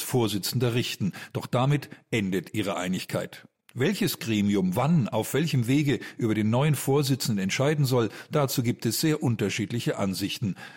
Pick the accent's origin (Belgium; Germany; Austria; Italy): Germany; bei uns in Deutschland